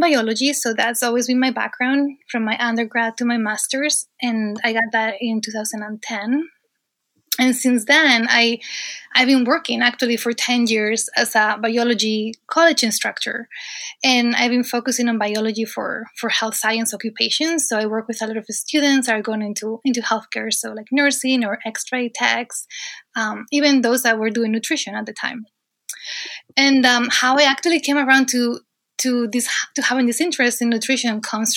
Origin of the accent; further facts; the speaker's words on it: Asturias, Spain; moved away as an adult; now in United States; So I am originally from Spain, actually from northern Spain, a region called Asturias.